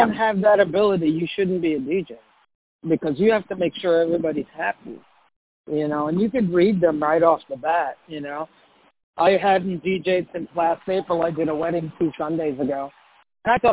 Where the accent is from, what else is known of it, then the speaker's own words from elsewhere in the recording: New York, United States; moved away as an adult; also born or lived in Puerto Rico; now in South Florida, United States; I was born in Puerto Rico. I was raised in New York. And I came down here about 25 years ago